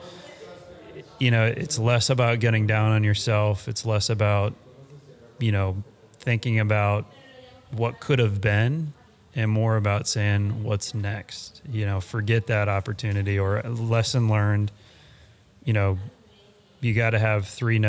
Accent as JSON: {"language": "English", "region": "Texas", "country": "United States", "tie": "born or raised there", "also_born_or_lived": "Colorado", "said": "I was born and raised in Texas"}